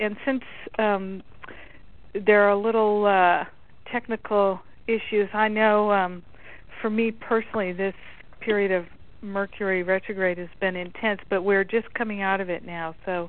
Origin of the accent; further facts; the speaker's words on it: Midwest, United States; also born or lived in East Coast; because I grew up in the Midwest and the East Coast, so when it rains, it feels so nurturing to me.